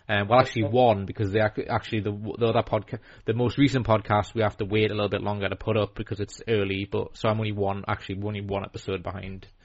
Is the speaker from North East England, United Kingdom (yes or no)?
yes; North East England, United Kingdom; I mean we're all Geordie. We're all Geordie fans.